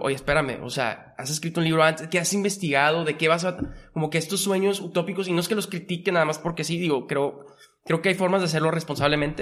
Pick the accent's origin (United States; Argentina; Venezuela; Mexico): Mexico; Monterrey, Nuevo León; born or raised there; also born or lived in Mexico City